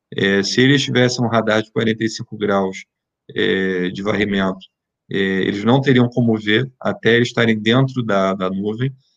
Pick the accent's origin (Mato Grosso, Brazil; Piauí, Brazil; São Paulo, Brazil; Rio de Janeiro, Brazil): Rio de Janeiro, Brazil; moved away; Eu sou, sou carioca, moro no Rio, quer dizer, morava no Rio